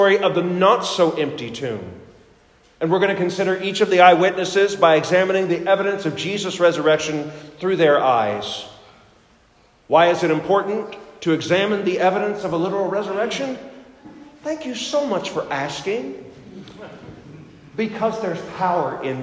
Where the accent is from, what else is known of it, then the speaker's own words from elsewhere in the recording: Johnson City, Tennessee, United States; moved away; my hometown of Johnson City, Tennessee